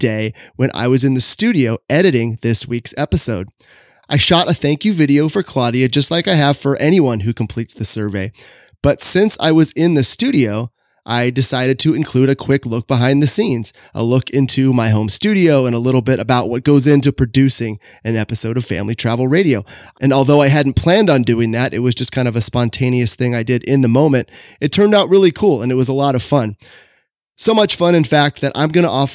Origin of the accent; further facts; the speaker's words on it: Sacramento, California, United States; We are recording right now in my hometown of Sacramento, California